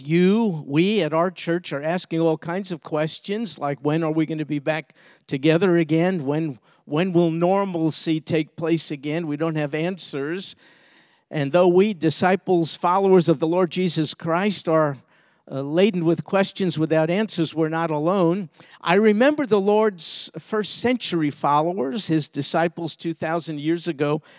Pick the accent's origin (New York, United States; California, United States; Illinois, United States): New York, United States; New York City; I grew up in Brooklyn, New York